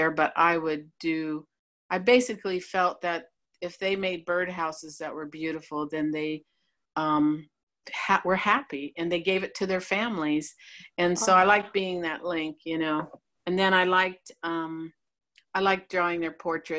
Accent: St. Rose, Ohio, United States; I grew up in St. Rose, Ohio, a little small town

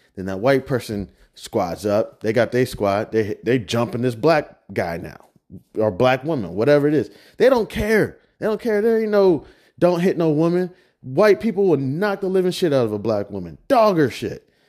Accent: Kansas, United States; It's where I'm from. I'm not even just from anywhere out here in America. I'm from the heart of the United States. I'm from Kansas

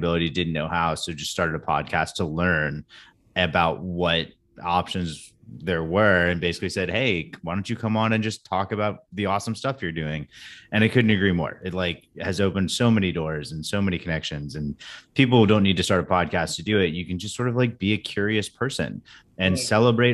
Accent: San Diego, California, United States; I grew up in San Diego

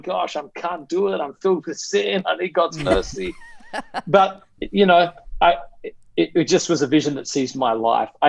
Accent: Australia; moved away as an adult; now in New York City, United States; So I'm originally from Australia. I grew up there, lived there till I was 20

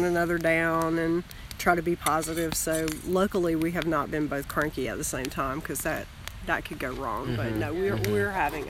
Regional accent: Georgia, United States; I'm from Georgia

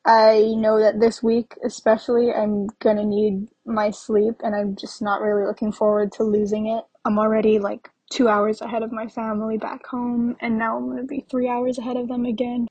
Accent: Hawaii, United States; moved away as an adult; now in California, United States; I am from Hawaii, and honestly, we don't really observe daylight savings back home

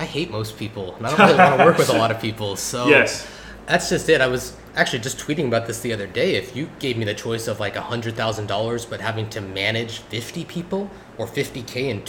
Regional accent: California, United States; I grew up in California and spent my whole life there.

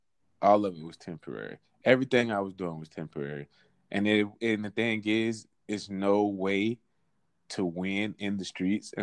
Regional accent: West Palm Beach, Florida, United States; also born or lived in Atlanta, Georgia; I was born in Atlanta. Mm-hmm. And I was raised in West Palm Beach, Florida

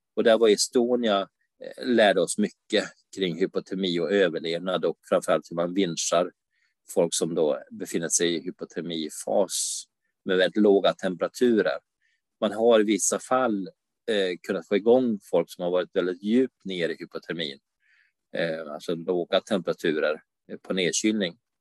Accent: Umeå, Västerbotten County, Sweden; now in Varberg, Sweden; jag är ju från Umeå fast jag bor i Varberg

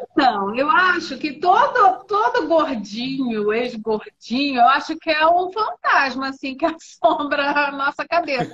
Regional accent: Rio de Janeiro, Brazil; now in Ribeirão Preto, Brazil; em Ribeirão Preto, sou carioca

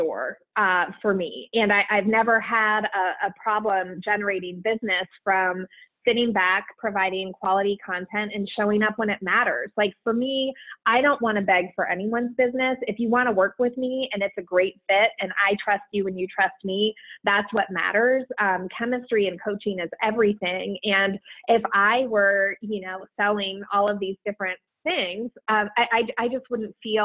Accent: Columbus, Ohio, United States; also born or lived in New Jersey; my home state and city, Columbus, Ohio

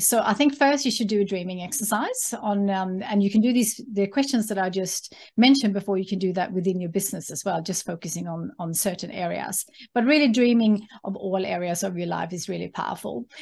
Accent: Sweden; English is a second language; moved away as an adult; now in Australia; have a connection with my home country being Sweden

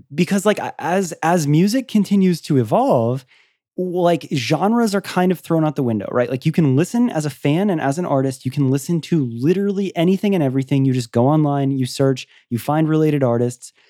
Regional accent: Florida, United States; I'm from Florida.

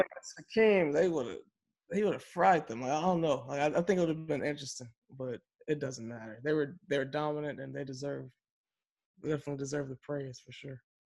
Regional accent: Chicago, Illinois, United States; we grew up in Chicago during that era, but we were young

